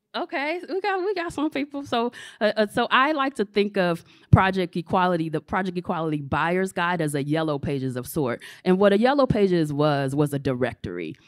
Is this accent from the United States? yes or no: yes; Chicago, Illinois, United States; moved away; I'm originally from Chicago